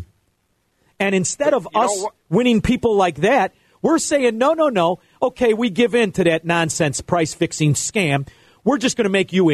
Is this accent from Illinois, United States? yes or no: yes; Melrose Park, Illinois, United States; I grew up in Melrose Park.